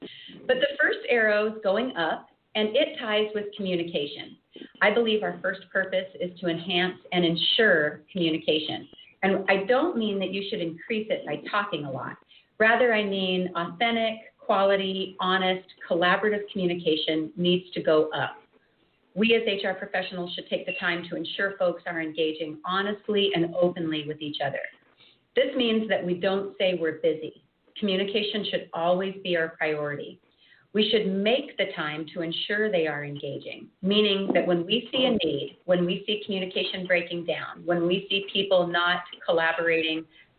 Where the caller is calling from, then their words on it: Anchorage, Alaska, United States; As Robin said … I'm joining you from Anchorage, Alaska this morning.